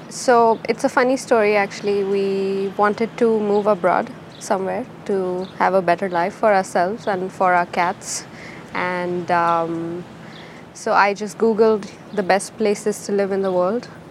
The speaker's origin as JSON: {"language": "English", "country": "India", "also_born_or_lived": "Bangalore, India", "moved": "as an adult", "lives_now": "Oslo, Norway", "said": "I'm from India."}